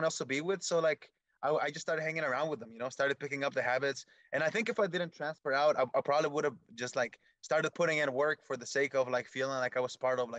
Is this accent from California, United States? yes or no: yes; Redwood City, California, United States; also born or lived in Michoacán, Mexico; I grew up in Redwood City. They used to call it Little Apatzingan, which is a place in Michoacan, or Little Michoacan, or Little Mexico. That was the area that I grew up in.